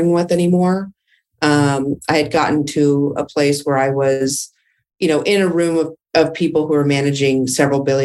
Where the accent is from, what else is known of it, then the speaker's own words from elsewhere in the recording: Dallas, Texas, United States; also born or lived in California; I am from Dallas, Texas. I was born and raised